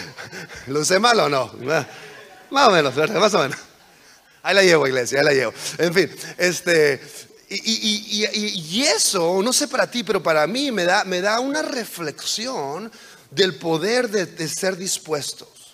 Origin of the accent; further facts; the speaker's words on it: on the border with California, Baja California, Mexico; moved away as an adult; also born or lived in United States / Virginia; crecí en, en México, en la frontera con California, en México